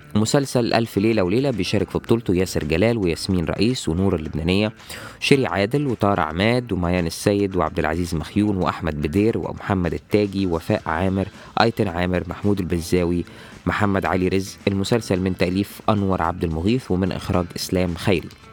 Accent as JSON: {"language": "Arabic", "country": "Egypt", "said": "عندنا في مصر"}